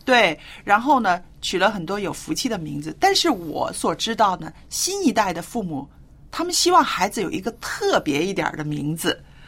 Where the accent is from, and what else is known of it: China